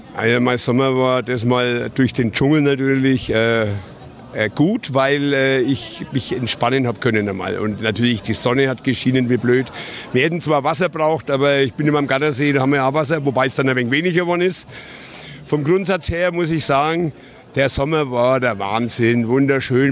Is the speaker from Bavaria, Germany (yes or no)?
yes; Nuremberg, Bavaria, Germany; ich bin Nürnberger. Meine Eltern hatten in der Gaststätte, die Gaststätte Kaiserburg in der Krämersgasse